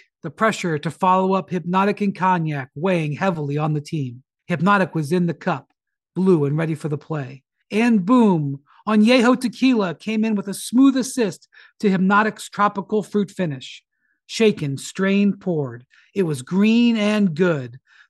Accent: Michigan, United States; The Detroit Pistons have a great looking future. Being back in my home state, it's just great to see that the Pistons have a great future.

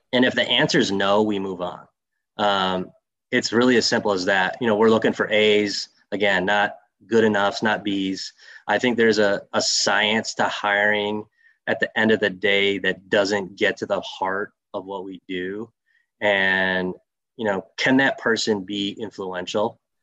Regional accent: Saginaw, Michigan, United States; growing up as a, a Greek kid from Saginaw, Michigan, I had a lot of uncles.

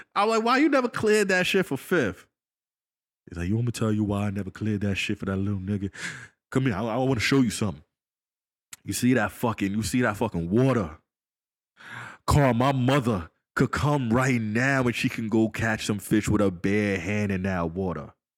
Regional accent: Long Island, New York, United States; also born or lived in Washington, D.C.; I grew up with back in Long Island and went to high school

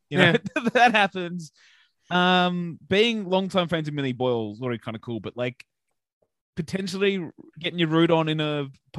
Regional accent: Bega, New South Wales, Australia; now in Sydney, Australia; We grew up together on the far south coast. I'm from Bega and he's from Tathra. I probably said that wrong, but we went to the same high school before we moved up to Sydney.

